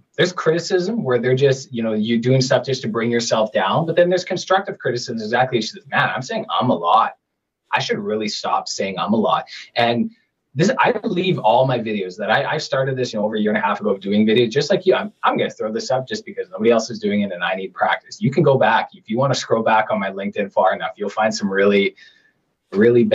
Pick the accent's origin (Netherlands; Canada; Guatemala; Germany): Canada